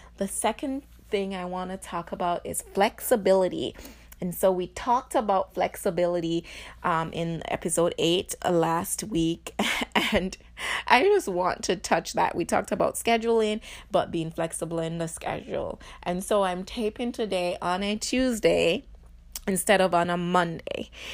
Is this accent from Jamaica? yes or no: yes; Jamaica; now in Illinois, United States; being Jamaican